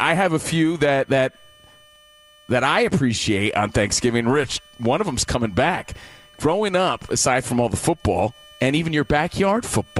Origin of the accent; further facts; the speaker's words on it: New Jersey, United States; also born or lived in Idaho; I'm half Italian, too. I'm sure I've had it. I grew up in Jersey.